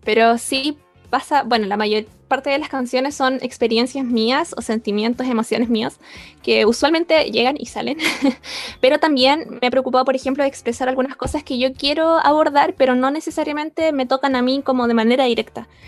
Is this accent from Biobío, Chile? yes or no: yes; Concepción, Biobío, Chile; Nacida y crecida en Concepción.